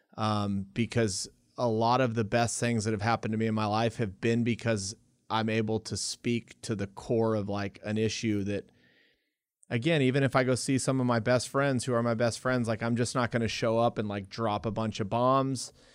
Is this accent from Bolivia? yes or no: no; Lubbock, Texas, United States; also born or lived in El Paso; we moved away from El Paso to Lubbock.